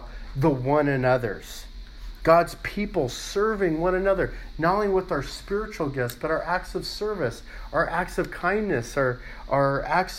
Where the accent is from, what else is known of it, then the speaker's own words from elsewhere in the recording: Los Angeles, California, United States; growing up in Los Angeles